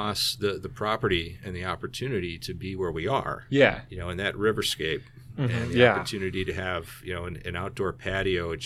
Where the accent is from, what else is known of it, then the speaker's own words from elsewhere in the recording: Bartlett, Illinois, United States; I grew up in Bartlett